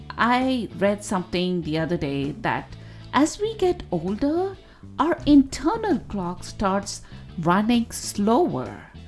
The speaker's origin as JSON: {"language": "English", "country": "India", "tie": "born or raised there", "said": "growing up in India"}